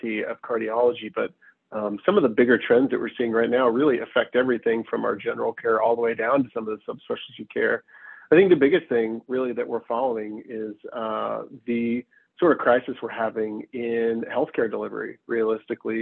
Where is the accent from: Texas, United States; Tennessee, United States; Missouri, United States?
Tennessee, United States; Knoxville; moved away as an adult; also born or lived in South Carolina / Virginia / Washington / North Carolina; now in Bellevue, United States; I was born and raised in East Tennessee, Knoxville, to be exact